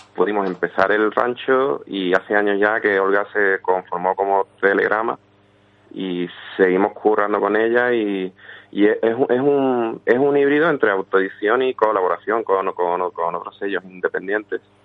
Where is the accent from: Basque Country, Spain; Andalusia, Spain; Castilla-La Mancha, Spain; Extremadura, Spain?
Andalusia, Spain; Villanueva del Río y Minas; also born or lived in Seville; infancia en mi pueblo, Villanueva del Río de Mina